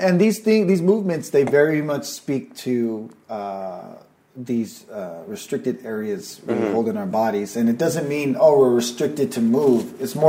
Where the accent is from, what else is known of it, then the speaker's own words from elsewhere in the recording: Norway; now in California, United States; I came from Norway to California here.